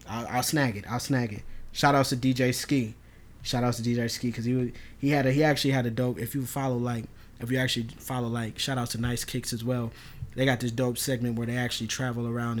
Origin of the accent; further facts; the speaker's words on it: Minnesota, United States; I'm not from New York at all. I'm really not. I'm, like, homegrown from Minnesota.